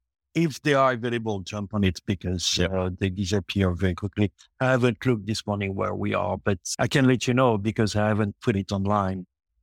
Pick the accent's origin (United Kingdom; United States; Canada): Canada; Montreal, Quebec; English is a second language; also born or lived in France; but I'm born in France, but I grew up in Quebec, Montreal, Canada.